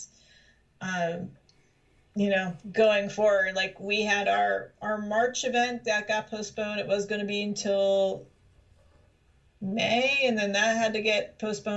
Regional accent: Philadelphia, Pennsylvania, United States; also born or lived in South Jersey / Pacific Northwest; now in Rhode Island, United States; I'm originally from Philadelphia and South Jersey, which is south of here

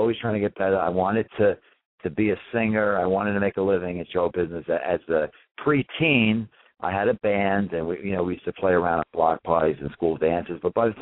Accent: New York City, New York, United States; also born or lived in Germany; I grew up in Bensonhurst, Brooklyn

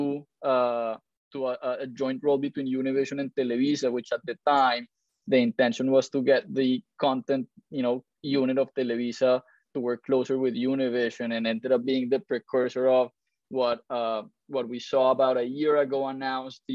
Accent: Colombia; moved away as an adult; also born or lived in Miami; now in United States; I'm originally from Colombia, moved to the US in 2006

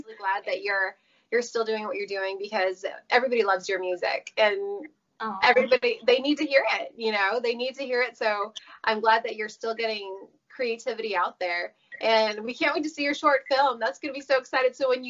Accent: California, United States; California is a beautiful state. It's my home state

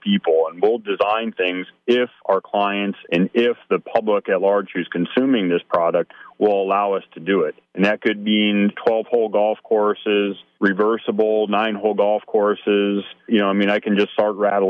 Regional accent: Youngstown, Ohio, United States; I grew up near Youngstown, Ohio, as a kid

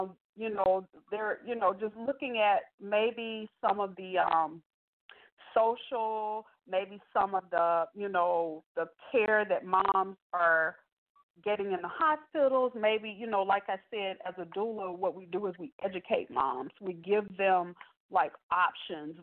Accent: Tuscaloosa, Alabama, United States; moved away as an adult; now in Atlanta, United States; My mom owned a restaurant in my hometown back in Tuscaloosa, Alabama.

